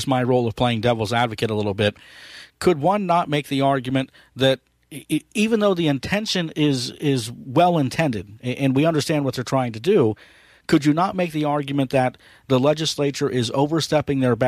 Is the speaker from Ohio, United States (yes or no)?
yes; Ohio, United States; my home state of Ohio